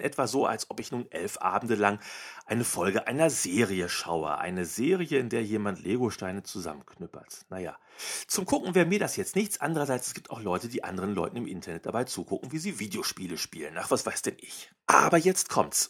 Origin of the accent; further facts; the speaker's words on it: North Rhine-Westphalia, Germany; Ich komme aus Nordrhein-Westfalen. Hier ist der Pott.